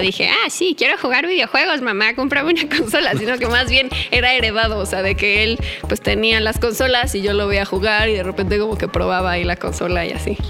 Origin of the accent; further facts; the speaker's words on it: Naucalpan, State of Mexico, Mexico; Crecí aquí en la Ciudad de México, toda mi vida he vivido aquí.